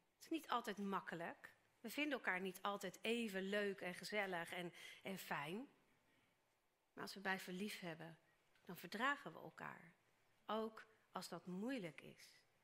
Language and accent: Dutch; Netherlands; wij als Nederlanders